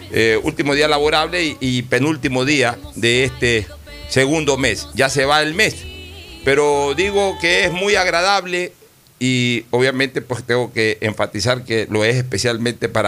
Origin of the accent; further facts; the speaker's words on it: Guayaquil, Guayas, Ecuador; Este, mi mamá es de Manta, yo soy de Guayaquil.